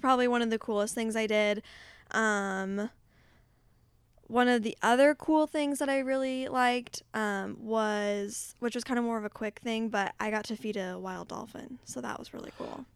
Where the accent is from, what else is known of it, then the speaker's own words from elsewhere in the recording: United States; me being an American